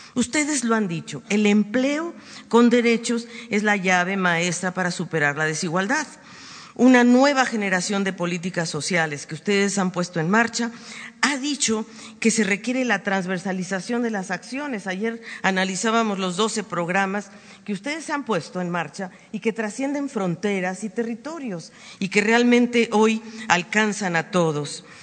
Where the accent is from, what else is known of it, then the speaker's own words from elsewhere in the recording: Mexico; de este pueblo generoso y cálido, mi pueblo